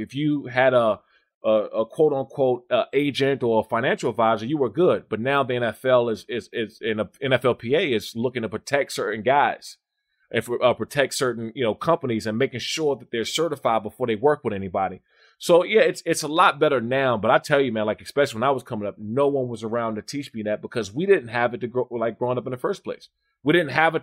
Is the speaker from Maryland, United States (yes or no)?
yes; Maryland and D.C., United States; also born or lived in Washington, D.C.; I grew up in Maryland and in D.C.